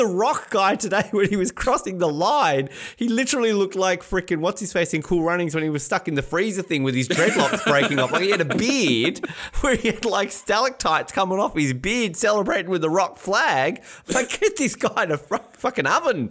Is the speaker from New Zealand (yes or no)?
no; Australia; as an Australian